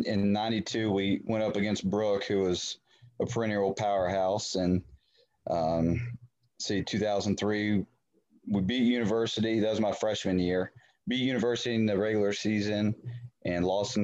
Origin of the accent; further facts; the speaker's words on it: Elkins, West Virginia, United States; also born or lived in Fairmont, West Virginia; I was born and raised in Elkins